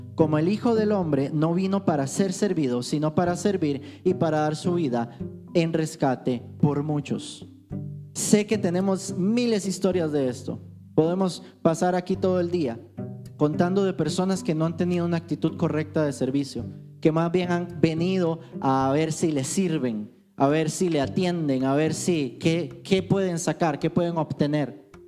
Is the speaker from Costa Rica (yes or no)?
yes; Alajuela, Costa Rica; yo vengo de Alajuela